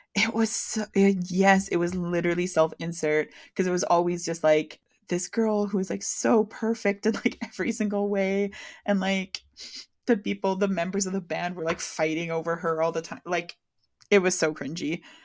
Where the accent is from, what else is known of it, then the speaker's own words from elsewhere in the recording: Canada; exposing myself as a Canadian